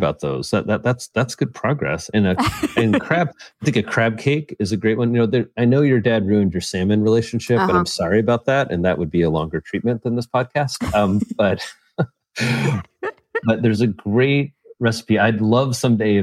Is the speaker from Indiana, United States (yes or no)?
yes; Indiana, United States; I'm a Hoosier